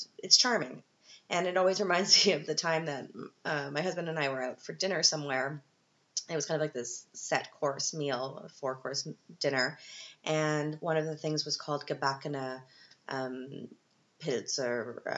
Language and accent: English; Canada; now in Vienna, Austria; as a Canadian